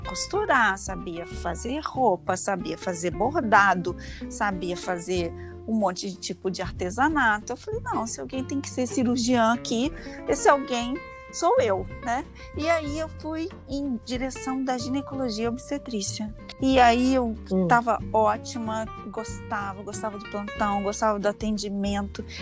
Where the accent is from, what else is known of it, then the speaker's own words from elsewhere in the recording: Leopoldina, Minas Gerais, Brazil; now in Rio de Janeiro, Brazil; eu nasci em 1970 lá em Leopoldina, que é uma cidadezinha bem pequena de Minas Gerais